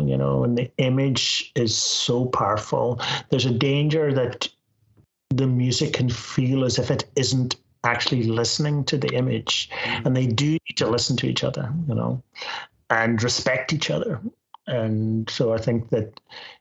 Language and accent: English; Northern Ireland, United Kingdom; moved away; also born or lived in Scotland; I'm from Northern Ireland